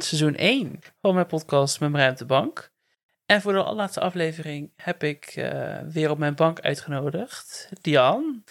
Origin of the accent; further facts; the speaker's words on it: Werkendam, North Brabant, Netherlands; in Werkendam ben ik ook echt geboren